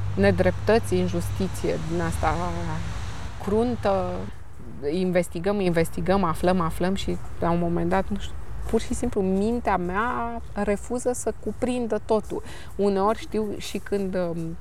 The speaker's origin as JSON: {"language": "Romanian", "country": "Romania", "said": "sunt româncă"}